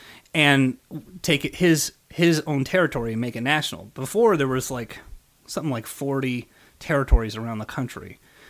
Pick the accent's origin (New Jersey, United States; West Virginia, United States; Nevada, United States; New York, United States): Nevada, United States; Las Vegas; also born or lived in England; But raised in Las Vegas.